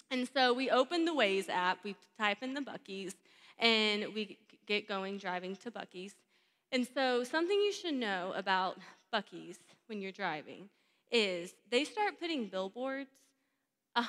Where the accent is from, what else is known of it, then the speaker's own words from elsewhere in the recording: Texas, United States; now in Georgia, United States; I'm born and raised in Texas, so I have some Texan in me